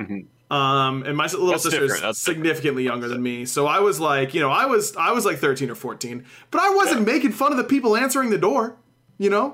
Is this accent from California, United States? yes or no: no; Pittsburgh, Pennsylvania, United States; I grew up in Pittsburgh